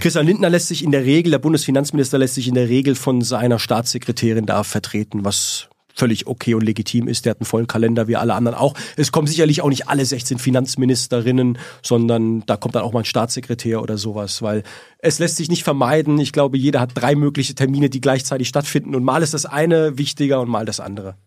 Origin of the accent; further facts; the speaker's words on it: Heidelberg, Baden-Württemberg, Germany; also born or lived in Stuttgart / Berlin / Munich; meiner Heimatstadt Heidelberg